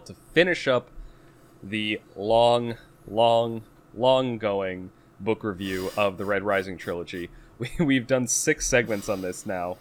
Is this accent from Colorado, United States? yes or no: no; Boston, Massachusetts, United States; accent: Boston; There's too much Boston in my accent